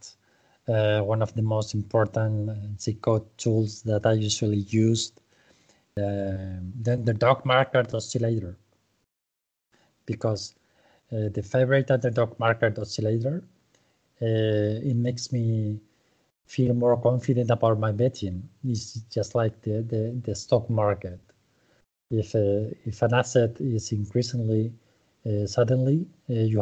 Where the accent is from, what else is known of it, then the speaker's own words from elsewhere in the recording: Zaragoza, Aragon, Spain; I was born in Zaragoza